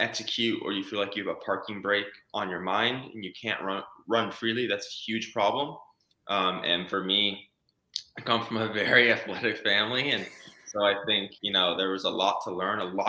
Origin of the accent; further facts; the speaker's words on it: Phoenix, Arizona, United States; growing up in Phoenix, Arizona